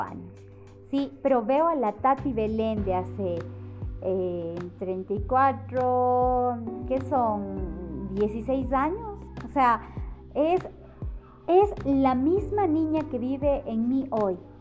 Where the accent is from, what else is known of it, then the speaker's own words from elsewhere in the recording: Ecuador; en mi país, por ejemplo, en Ecuador